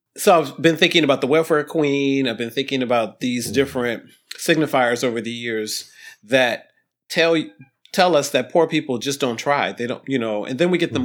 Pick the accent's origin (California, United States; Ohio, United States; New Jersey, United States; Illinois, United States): Ohio, United States; Toledo; we were poor kids growing up in Ohio